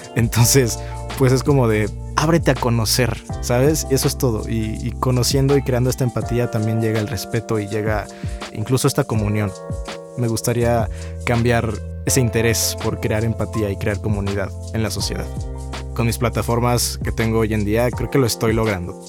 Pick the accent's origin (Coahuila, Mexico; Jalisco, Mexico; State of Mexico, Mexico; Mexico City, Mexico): Mexico City, Mexico; soy de la Ciudad de México